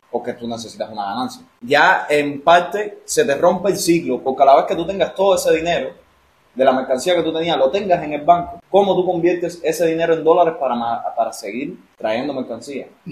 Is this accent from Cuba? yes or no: yes; Cuba